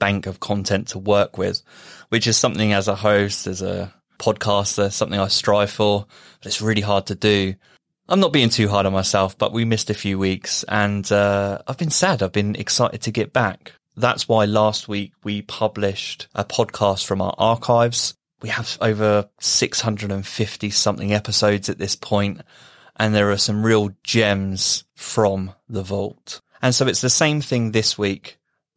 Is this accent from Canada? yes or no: no; United Kingdom; being British